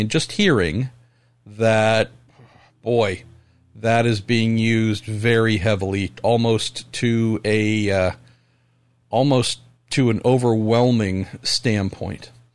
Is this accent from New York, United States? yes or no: no; Northern California, United States; Growing up in Northern California